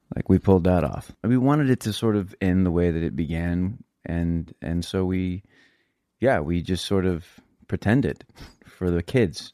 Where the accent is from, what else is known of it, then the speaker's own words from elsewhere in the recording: San Antonio, Texas, United States; I'm from Texas.